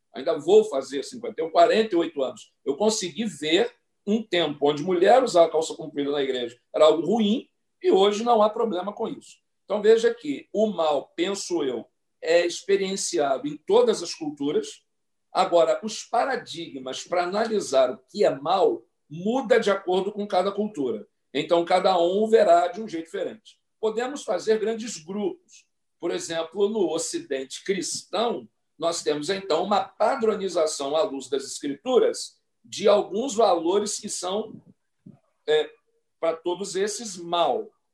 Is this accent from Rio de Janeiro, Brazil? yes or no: yes; Mesquita, Rio de Janeiro, Brazil; minha cidade, onde nasci, na capital da Baixada Fluminense do Rio de Janeiro, a bela cidade de Mesquita